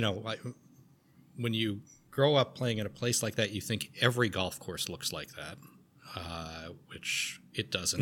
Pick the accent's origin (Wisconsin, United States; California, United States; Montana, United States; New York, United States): New York, United States; Garden City; I grew up on Long Island, a town called Garden City